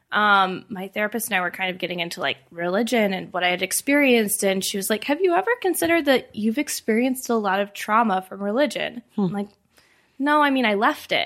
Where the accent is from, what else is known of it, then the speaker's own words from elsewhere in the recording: Indiana, United States; moved away as an adult; now in Denver, United States; I grew up um, in Indiana